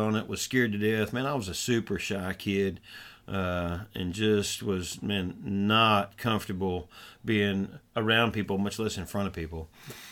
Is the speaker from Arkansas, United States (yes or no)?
yes; Southwest Arkansas, United States; now in Northeast Texas, United States; I grew up in Southwest Arkansas. Now my wife and I serve in Northeast Texas